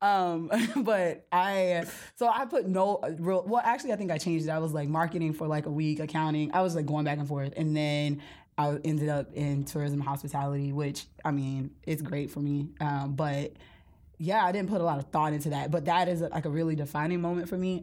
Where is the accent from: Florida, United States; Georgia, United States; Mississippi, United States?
Mississippi, United States; Gulf Coast of; moved away; I'm from the Gulf Coast of Mississippi